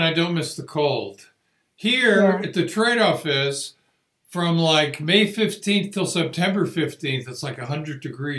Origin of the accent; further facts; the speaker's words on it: West Hartford, Connecticut, United States; now in Arizona, United States; I'm from West Hartford, Connecticut, which is where the University of Hartford is, where Javon teaches.